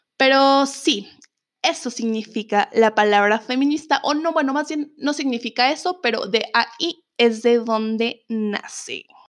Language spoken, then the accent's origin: Spanish; Mexico; soy de México